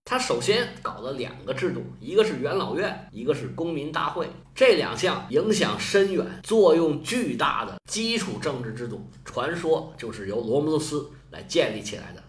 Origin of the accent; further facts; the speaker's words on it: China; 我们中国人